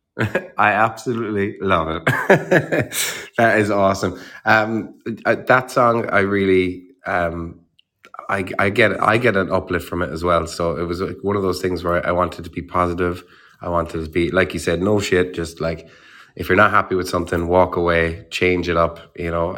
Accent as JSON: {"language": "English", "country": "Ireland", "tie": "born or raised there"}